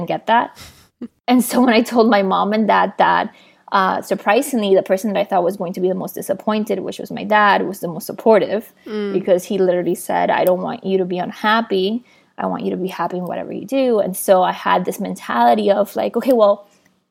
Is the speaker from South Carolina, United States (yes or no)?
no; Hialeah, Florida, United States; also born or lived in Matanzas, Cuba; I arrived to Miami in 1999, January 15th.